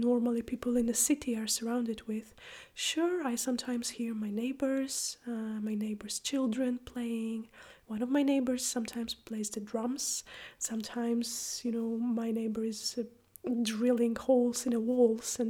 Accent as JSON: {"language": "English", "country": "Poland", "moved": "as an adult", "lives_now": "Iceland", "said": "I am from Poland, but I live and teach and practice in Iceland."}